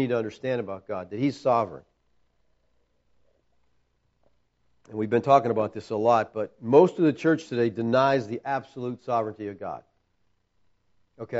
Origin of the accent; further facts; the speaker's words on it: United States; as American Christians